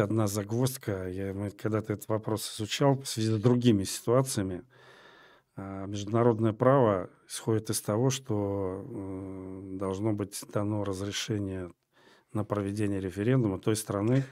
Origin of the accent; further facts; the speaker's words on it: Moscow, Russia; я москвич по одной из линий в шестом поколении